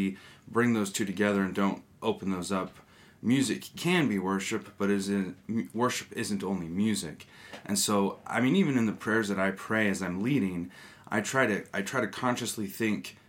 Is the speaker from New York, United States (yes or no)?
no; Northern California, United States; I grew up in a Methodist and Presbyterian church, growing up in Northern California